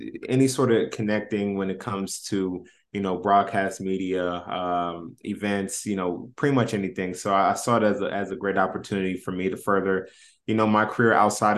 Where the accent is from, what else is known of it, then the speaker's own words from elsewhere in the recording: Indianapolis, Indiana, United States; Yeah, so I grew up obviously in Indianapolis, played high school ball, was Indiana All-Star